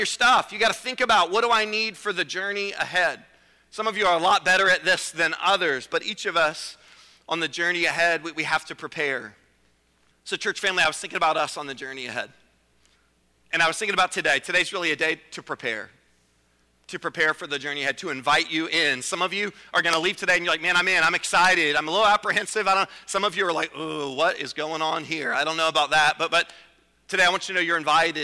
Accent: Virginia, United States; I'm from Virginia

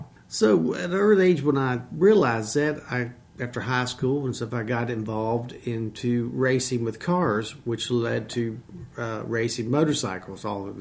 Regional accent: Harrisonburg, Virginia, United States; I'm from the Shenandoah Valley. I was born here at RMH. Grew up most of my life on a farm.

